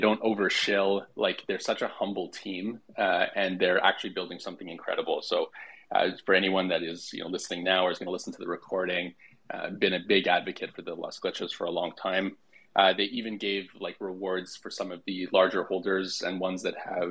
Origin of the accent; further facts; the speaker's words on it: Quebec, Canada; I'm from Quebec, so French is second language.